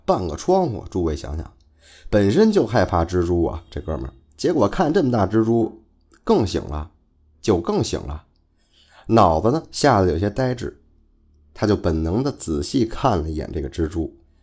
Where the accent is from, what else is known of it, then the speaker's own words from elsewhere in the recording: northern China, China; 再加上可能是我是北方人的这个原因吧， 就是说话呀， 会感觉很随性